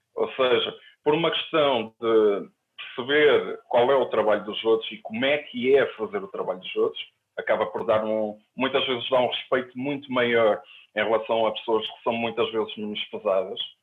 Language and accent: Portuguese; Ovar, Aveiro District, Portugal; now in Porto, Portugal; quando eu era adolescente, em Ovar